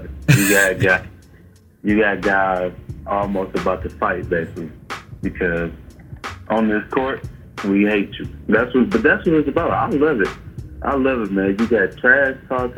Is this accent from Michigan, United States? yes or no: yes; Detroit, Michigan, United States; in my hometown, Detroit.